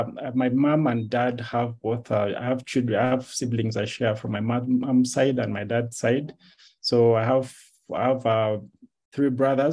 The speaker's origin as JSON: {"language": "English", "town": "Jinja", "region": "Eastern Region", "country": "Uganda", "tie": "born there", "said": "However, I was born in Jinja because my mom and dad met in Jinja."}